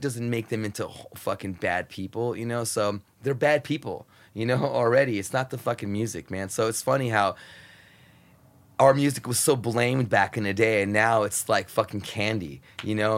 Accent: United States; super, super poor growing up on the Mexican border, super poor.

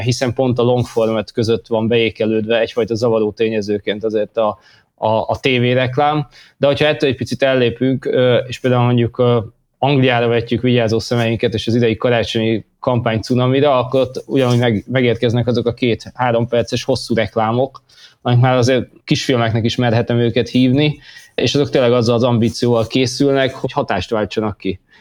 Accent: Hungary; moved away as an adult; also born or lived in London; úgy éreztem, hogy jól lenne hazajönni, hazahúzott a honvágy

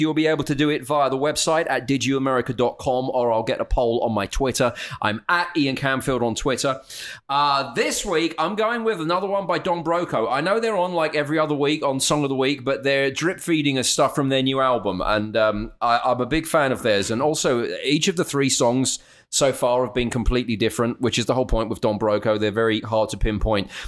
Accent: United Kingdom; being overtly British

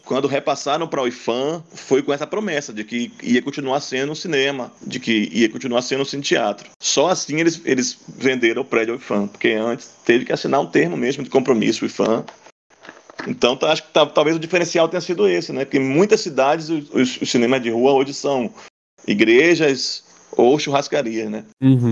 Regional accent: Cachoeira, Bahia, Brazil; Sou cachoeirano, nasci, moro em Cachoeira

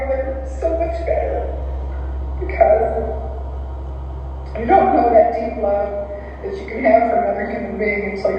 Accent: Morrisville, Missouri, United States; I was raised in Morrisville, Missouri, out by a river that feeds into the Mississippi River in Missouri.

